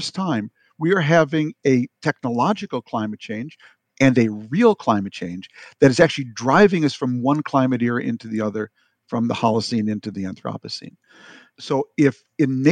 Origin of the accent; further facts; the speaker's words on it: Minnesota, United States; I am from Minnesota